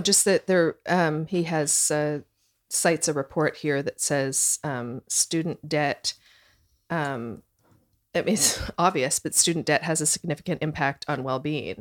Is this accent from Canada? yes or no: yes; Canada; moved away; I'm Canadian and we didn't, it's a different system